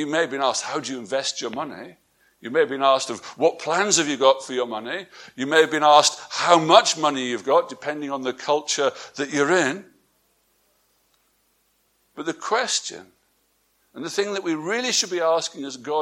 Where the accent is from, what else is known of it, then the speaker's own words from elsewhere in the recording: England, United Kingdom; moved away; my wife and I, we're from England